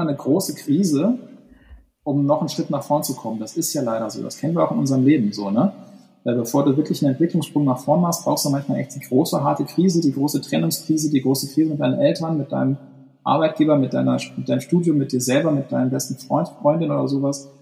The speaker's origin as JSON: {"language": "German", "area": "Ruhr area", "region": "North Rhine-Westphalia", "country": "Germany", "tie": "born or raised there", "moved": "yes", "lives_now": "Hamburg, Germany", "said": "ich bin ja westdeutsch sozialisiert, also ganz so Ruhrgebiet"}